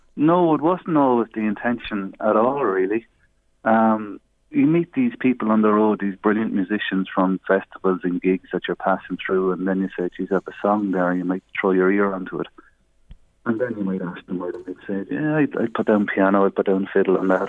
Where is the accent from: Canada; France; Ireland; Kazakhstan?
Ireland; Navan, Leinster; we grew up together in Navan, more or less next door to each other